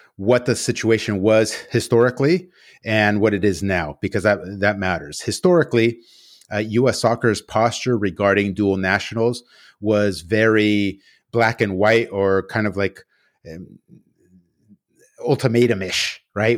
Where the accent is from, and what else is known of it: United States